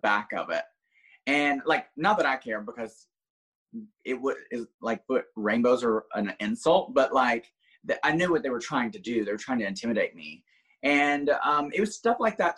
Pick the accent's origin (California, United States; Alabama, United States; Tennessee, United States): Alabama, United States; small town outside of Birmingham; now in Orlando, United States; originally I'm from a small town outside of Birmingham, Alabama. Like literally didn't even have a red light when I grew up